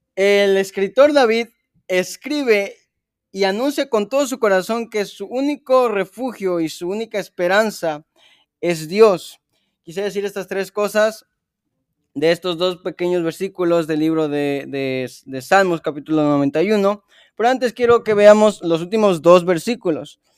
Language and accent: Spanish; Chiapas, Mexico; moved away; yo que soy de Chiapas